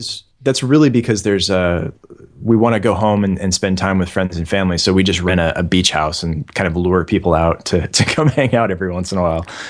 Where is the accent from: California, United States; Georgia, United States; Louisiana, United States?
California, United States; San Francisco Bay Area; moved away; also born or lived in Sydney, Australia; I'm originally from the San Francisco Bay Area